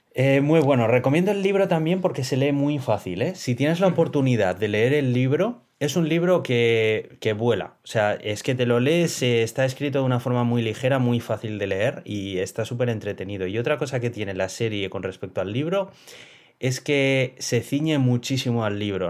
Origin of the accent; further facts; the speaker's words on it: Basque Country, Spain